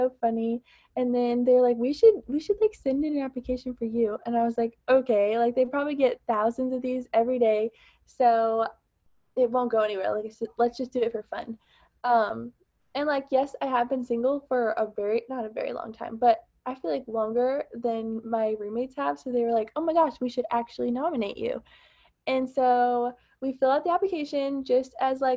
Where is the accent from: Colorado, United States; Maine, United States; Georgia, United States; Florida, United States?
Florida, United States; I'm from Florida